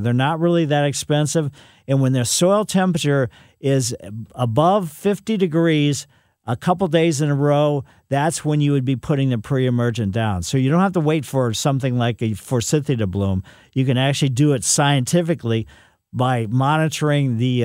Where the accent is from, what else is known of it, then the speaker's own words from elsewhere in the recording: Ellisville, Missouri, United States; my mother had some along the west side of our house when I was growing up in Ellisville